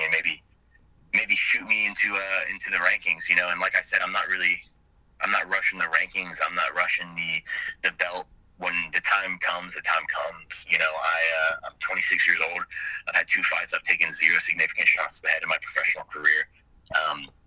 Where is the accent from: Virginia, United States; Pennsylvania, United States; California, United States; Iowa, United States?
California, United States; Southern; now in Atlanta, United States; I grew up in Southern California.